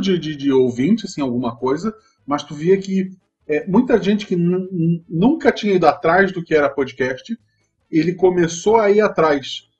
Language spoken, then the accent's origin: Portuguese; Santa Catarina, Brazil; Eu sou de Santa Catarina